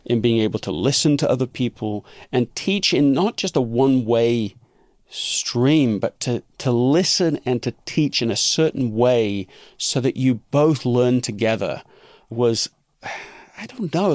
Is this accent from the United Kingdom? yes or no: yes; London, United Kingdom; being raised in England